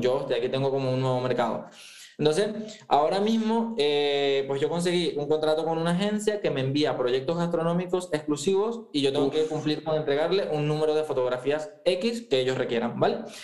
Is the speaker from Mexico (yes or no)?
no; eastern Venezuela, Venezuela; moved away as an adult; also born or lived in Andalusia, Spain; now in Spain; yo soy venezolano, yo soy de la parte oriente del país, o sea, de donde hablamos rapidito